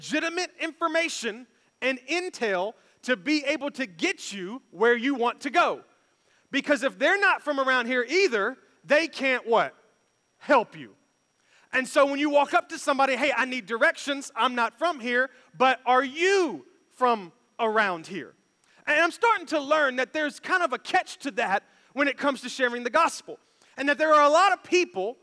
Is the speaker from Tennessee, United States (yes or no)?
yes; Memphis, Tennessee, United States; moved away; we were born and raised in Memphis